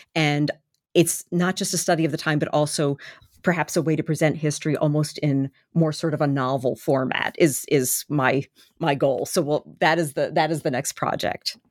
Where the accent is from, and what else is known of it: Baltimore, Maryland, United States; born or raised there